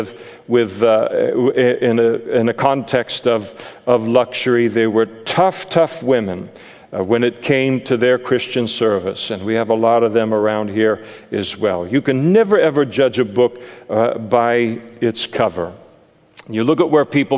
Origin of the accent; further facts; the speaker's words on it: Napa, California, United States; I grew up in Napa